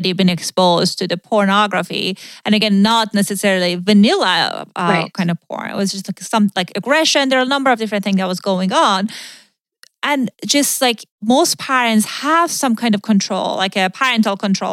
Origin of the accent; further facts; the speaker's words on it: Iran; moved away; I grew up in Iran